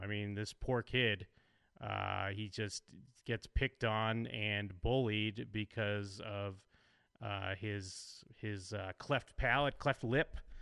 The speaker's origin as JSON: {"language": "English", "country": "United States", "said": "I'm American"}